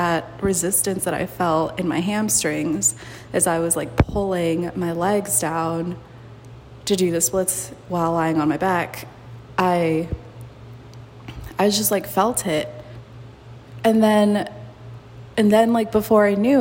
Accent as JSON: {"language": "English", "country": "Mexico", "tie": "born or raised there", "also_born_or_lived": "United States", "moved": "yes", "said": "I've never thought of myself as Mexican, even though I was born there. I've never thought of myself as American."}